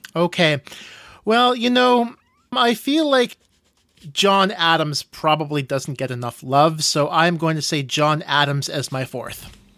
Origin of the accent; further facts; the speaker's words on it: Canada; Being Canadian